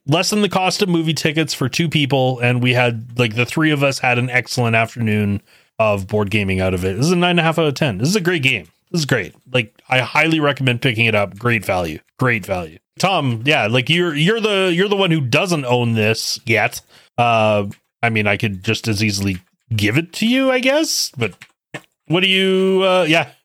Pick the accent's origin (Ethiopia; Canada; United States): Canada; myself being Canadian